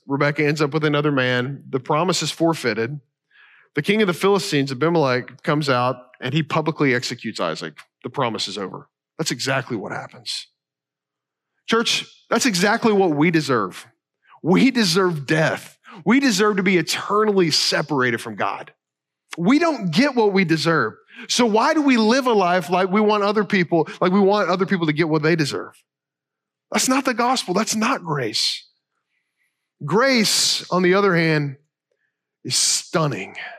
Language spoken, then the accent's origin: English; Kentucky, United States; I'm from Kentucky